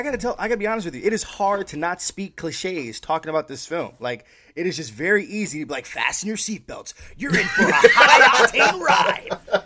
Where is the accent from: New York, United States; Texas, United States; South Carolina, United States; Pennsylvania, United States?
New York, United States; Yonkers; now in Atlanta, United States; I grew up in New York, like in Yonkers, New York, outside the city.